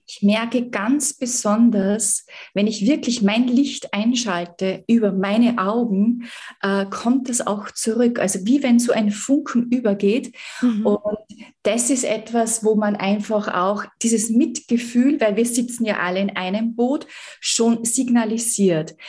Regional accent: Salzburg, Austria; Ich komme aus Salzburg, aus dem Österreich.

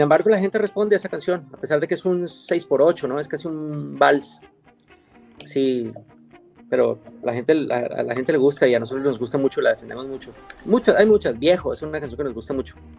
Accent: Quito, Pichincha, Ecuador; moved away as an adult; also born or lived in Colombia / Europe / United States; now in Miami, United States; soy colombiano, crecí en Ecuador

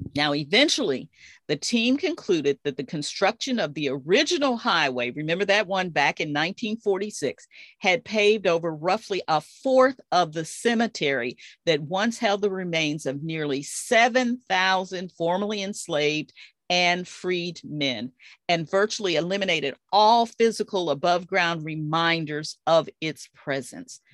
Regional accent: Dallas, Texas, United States; my hometown of Dallas, Texas

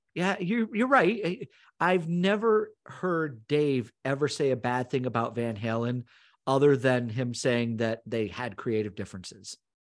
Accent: Northern Vermont, United States; growing up in Northern Vermont, a lot of us went to the Montreal Forum

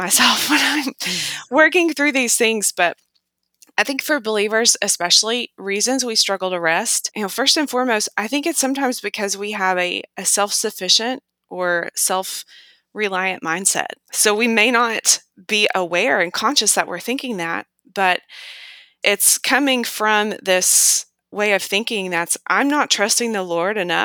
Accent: United States; as an American

